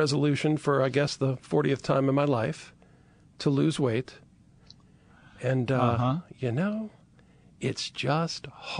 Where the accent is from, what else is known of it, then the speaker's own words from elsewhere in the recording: Chalmette, Louisiana, United States; now in New Orleans, United States; Well, now, originally, I am from the parish. I am from Chalmette.